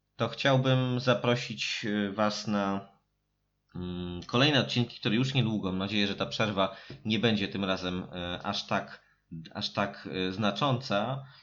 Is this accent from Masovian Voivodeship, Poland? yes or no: yes; Warsaw, Masovian Voivodeship, Poland; jesteśmy z Warszawy